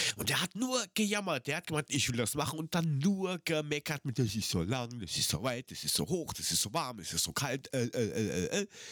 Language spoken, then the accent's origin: German; Frankfurt am Main, Hesse, Germany; 500 Meter vom Henninger Turm bin ich aufgewachsen.